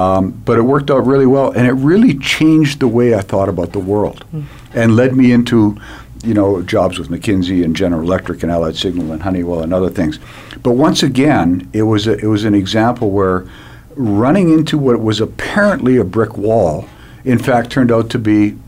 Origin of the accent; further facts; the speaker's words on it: Canada; and I was this dweeb from Canada.